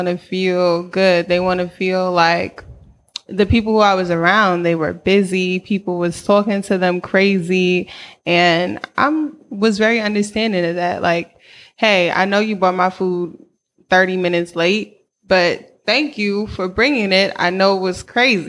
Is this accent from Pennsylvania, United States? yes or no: no; White Plains, New York, United States; moved away as an adult; also born or lived in Washington, D.C.; now in Oakland, United States; I am from White Plains. Mm. And then I spent at 18, I moved to DC for school.